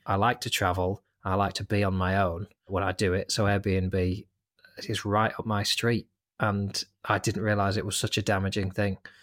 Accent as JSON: {"language": "English", "town": "Lancaster", "region": "North West England", "country": "United Kingdom", "tie": "born or raised there", "said": "setting up in my hometown of Lancaster"}